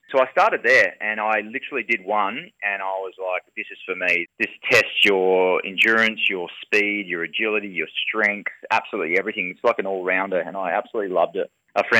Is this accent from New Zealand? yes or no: no; East Fremantle, Western Australia, Australia; I grew up in East Fremantle as well. So spent many years there